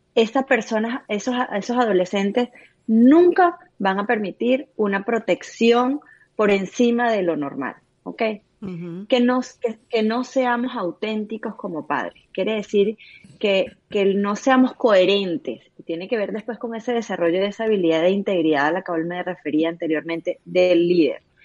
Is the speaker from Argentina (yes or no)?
no; Venezuela; somos venezolanos